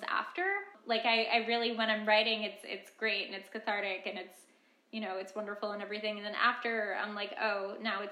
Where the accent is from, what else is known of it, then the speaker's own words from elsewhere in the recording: Westchester, New York, United States; also born or lived in Brooklyn, New York; grew up in Westchester, but I've lived in the city now for the last 2.5-ish years